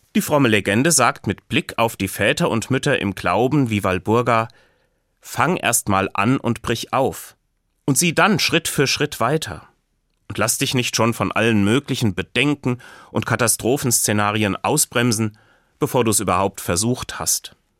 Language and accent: German; Hesse, Germany; bei uns in Hessen